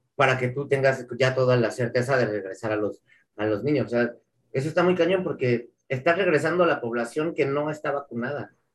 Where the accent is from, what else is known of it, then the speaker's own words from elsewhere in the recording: Mexico; Como, mexicano